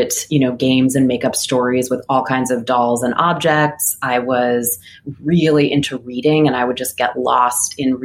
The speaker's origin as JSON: {"language": "English", "town": "Philadelphia", "region": "Pennsylvania", "country": "United States", "tie": "born or raised there", "said": "I grew up in Philly, and I had a really wonderful experience growing up there as a kid. I lived in a neighborhood called Mount Airy"}